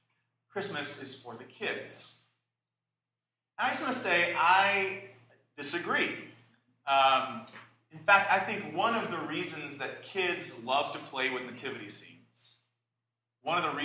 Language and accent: English; the South, United States; I was raised in the South